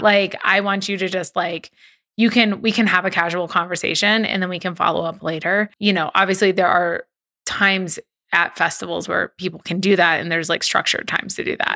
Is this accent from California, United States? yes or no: yes; Southern California, United States; I'm from Southern California